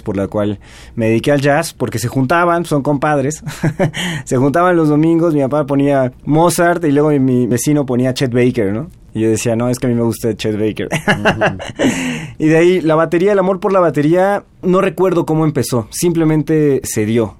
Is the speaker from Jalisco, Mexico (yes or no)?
no; Mérida, Yucatán, Mexico; now in Mexico City, Mexico; yo soy originario de Mérida